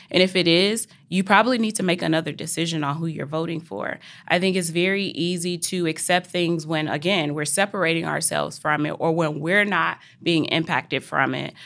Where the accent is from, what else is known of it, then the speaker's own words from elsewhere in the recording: Mississippi, United States; I'm from Mississippi